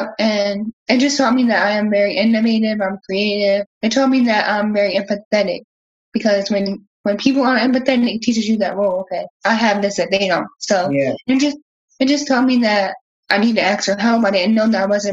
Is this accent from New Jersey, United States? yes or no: yes; New Jersey, United States; also born or lived in the South (US); now in Southern United States; I'm from New Jersey, so I'm used to snow, but now that I'm living down south